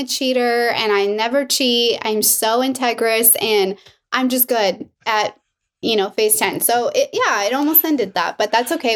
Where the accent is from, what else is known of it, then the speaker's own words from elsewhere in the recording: Miami, Florida, United States; now in California, United States; I'm from Miami